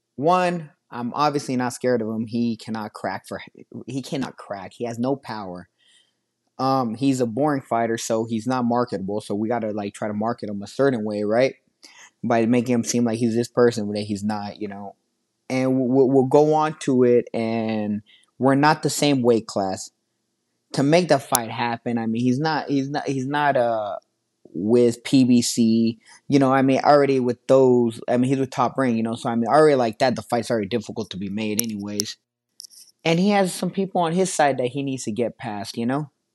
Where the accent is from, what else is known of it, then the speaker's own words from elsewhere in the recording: Las Vegas, Nevada, United States; I'm so excited to be back here in my hometown